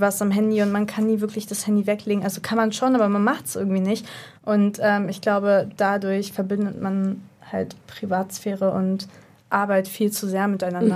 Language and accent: German; Berlin, Germany; ich komme aus Berlin